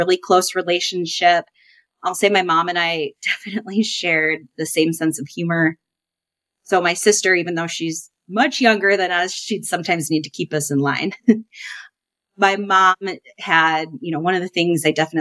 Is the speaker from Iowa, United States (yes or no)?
yes; Davenport, Iowa, United States; I was born and raised in Davenport, Iowa. I now reside close to my hometown still with my family.